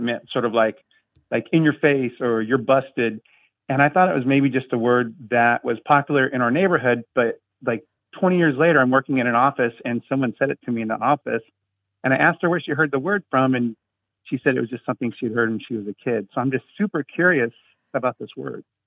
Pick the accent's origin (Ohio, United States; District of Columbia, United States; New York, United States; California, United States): California, United States; Orange County; growing up in Orange County, California in the seventies